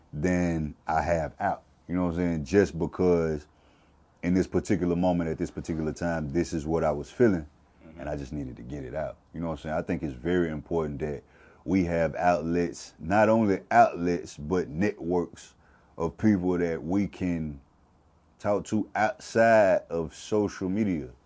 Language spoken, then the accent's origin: English; Mississippi, United States; I'm from, I'm from Mississippi